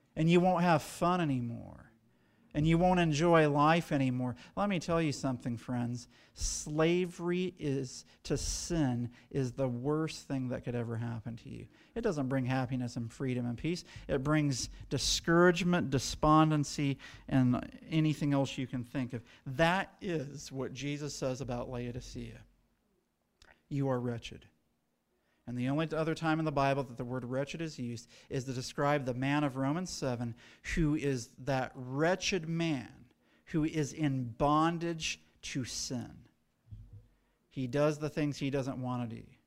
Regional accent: United States; as American Adventists

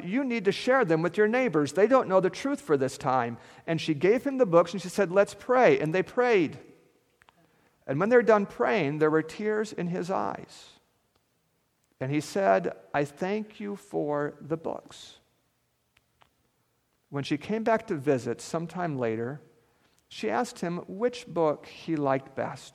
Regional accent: central Alaska, United States; moved away; I grew up in Alaska, and this feels a lot like Alaska, so it feels a lot like home to me here. And I grew up in between two mountain ranges, the Alaska Range and the Brooks Range.

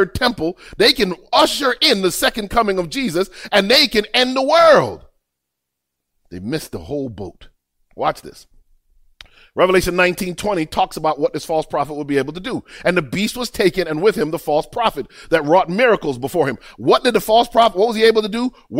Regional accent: Miami, Florida, United States; I grew up I lived in Miami. In Miami, boy, I had some grimy friends.

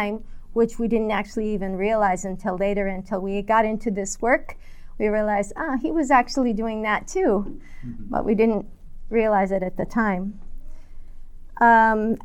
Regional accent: California, United States; I grew up in America, in California

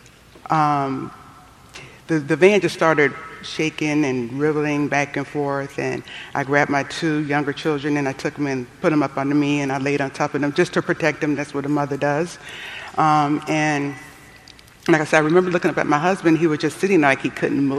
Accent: Cleveland, Ohio, United States; moved away; also born or lived in Uchee Pines; I'm from Cleveland, Ohio

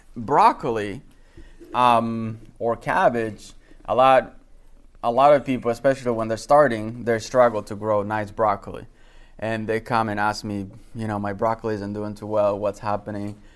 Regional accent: Dominican Republic; moved away; I was born and raised in the Dominican Republic

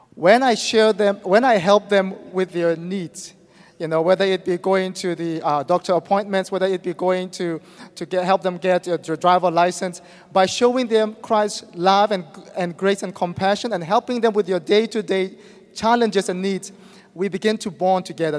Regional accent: Myanmar; moved away as an adult; I am from Burma

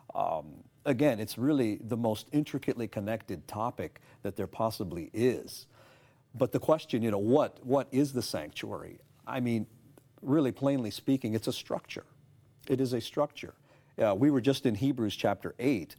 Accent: Toronto, Ontario, Canada; moved away as an adult; now in United States; I was, uh, born and raised in Toronto, Canada, the Greater Toronto Area

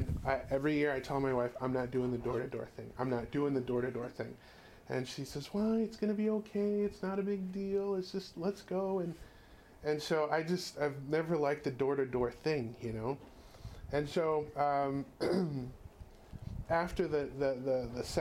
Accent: California, United States; we're from California

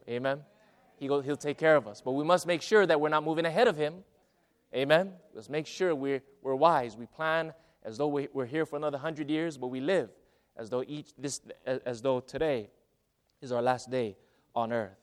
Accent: Hawaii, United States; moved away as an adult; also born or lived in Arizona / Central California; now in California, United States; my hometown. Now, I didn't, I didn't live in a huge city or anything, but it was a, a country, uh, town in, in, uh, in Hawaii

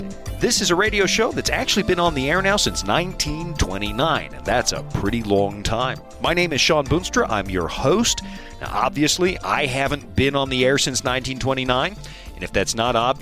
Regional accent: Pacific Northwest, United States; I'm from the Pacific Northwest

